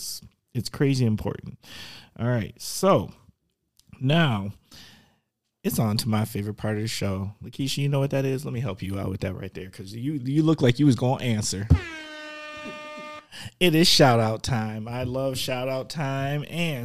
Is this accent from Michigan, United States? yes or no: no; Milwaukee, Wisconsin, United States; Because I'm from the Mill.